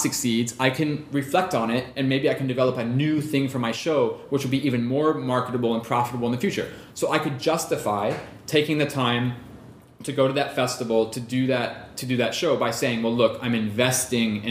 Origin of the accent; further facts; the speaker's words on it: Ohio, United States; moved away as an adult; also born or lived in Europe; I grew up in Ohio